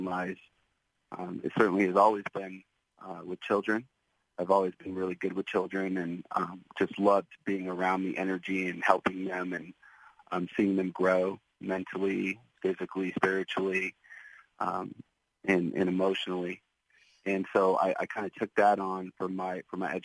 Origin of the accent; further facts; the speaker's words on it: Oakland, California, United States; moved away as an adult; also born or lived in Seattle, Washington; now in Anderson Township, Ohio, United States; we moved back home, and that was Oakland, California. So I grew up in the Bay Area